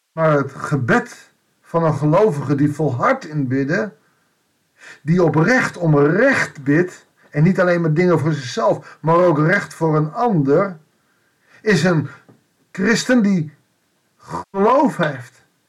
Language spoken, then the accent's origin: Dutch; Netherlands; wij ook in Nederland of in het Rijke Westen, als Westeling, als Nederlanders, als christenen